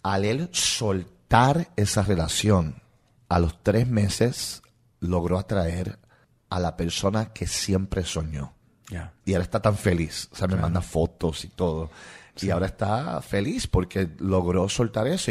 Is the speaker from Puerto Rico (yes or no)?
yes; Puerto Rico; accent: Puerto Rican; first language English; Spanish is a second language; moved away; also born or lived in New York; Yo, nací en New York, mis padres son de Rusia y me crié en Puerto Rico